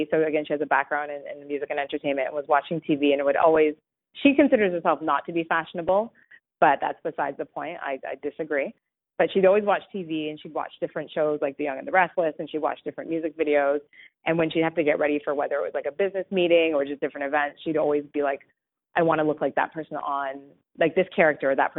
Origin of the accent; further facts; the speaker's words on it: Canada; I was born here in Canada, but my parents were not